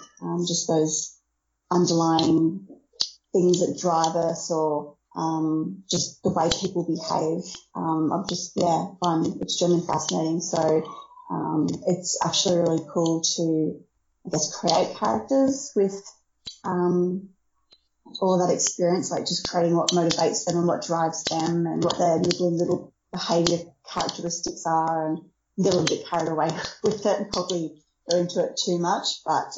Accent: Brisbane, Queensland, Australia; Well, yes, I'm from Brisbane, Australia, though I've lived around most of the country.

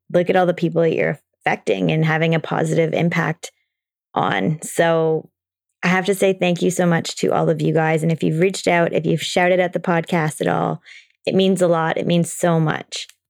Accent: Toronto, Ontario, Canada; I'm from Toronto

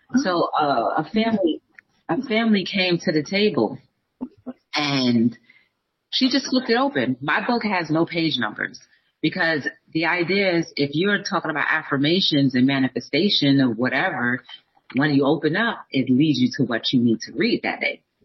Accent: New Jersey, United States; I'm from New Jersey

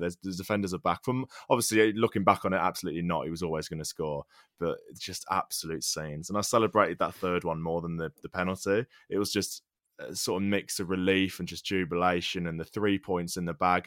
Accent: England, United Kingdom; English fans

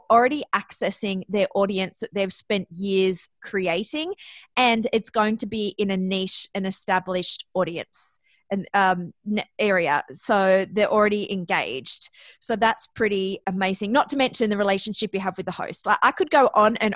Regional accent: Australia; accent: Australian; moved away as an adult; also born or lived in Athens, Ohio; you may notice from my accent that I'm actually Australian

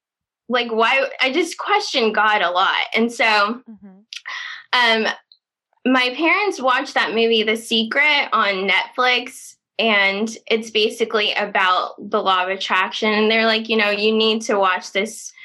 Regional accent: Indiana, United States; moved away as an adult; now in Los Angeles, United States; I'm from Indiana, small town in Indiana.

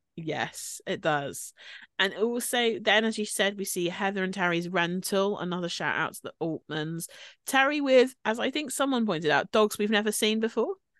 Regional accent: United Kingdom; we're obviously British.

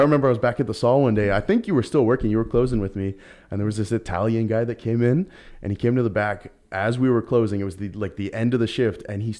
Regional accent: Surrey, British Columbia, Canada; I grew up in Surrey my whole life

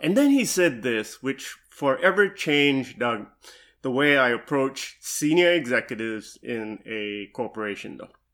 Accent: Singapore; also born or lived in Dallas, Texas / Louisville, Kentucky / Seattle, Washington; now in Nashville, United States; I'm originally from Singapore, though, right? And I came to the U S, uh, in nineteen ninety-eight.

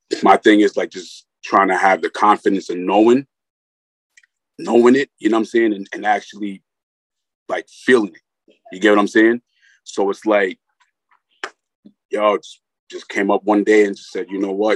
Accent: Rockland County, New York, United States; I'm from Rockland County, New York.

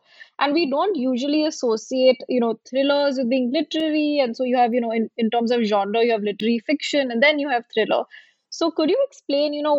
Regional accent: Mumbai, Maharashtra, India; moved away as an adult; also born or lived in Delhi; I'm from Bombay, and I remember when I, you know, went to work in Delhi at the age of 22. And, you know, coming from Bombay

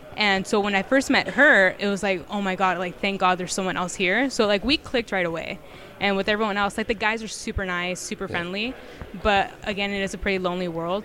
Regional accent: Ontario, California, United States; I'm from Ontario, California, and I worked with the Rancho Cucamonga Quakes

